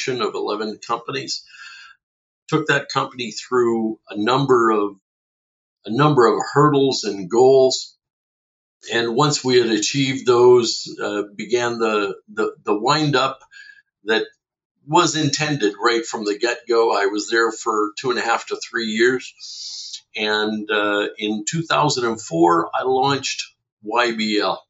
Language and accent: English; Fredericton, New Brunswick, Canada; now in Oshawa, Canada; I'm originally from Fredericton, New Brunswick, came from the East Coast a whole lot of years ago.